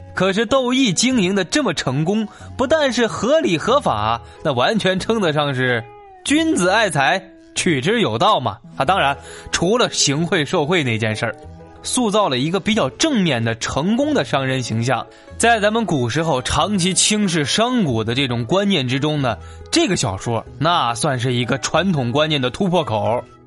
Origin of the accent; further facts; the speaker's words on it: Hunan, China; 咱们湖南呢是湘方言区